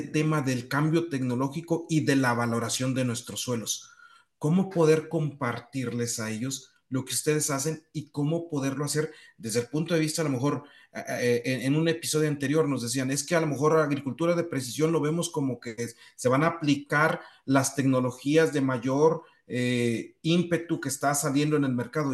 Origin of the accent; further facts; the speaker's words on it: Morelos, Mexico; mi pueblo en Morelos, donde tenemos más de 40 años cultivando cebollas